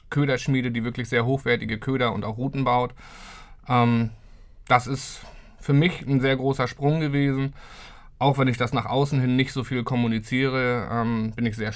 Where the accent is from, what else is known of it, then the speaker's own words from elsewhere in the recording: Lübeck, Schleswig-Holstein, Germany; Ich bin gebürtiger Lübecker, richtig. Bin auch in Lübeck aufgewachsen. Ähm, ja, für mich eine Stadt, die ich eigentlich niemals verlassen wollte.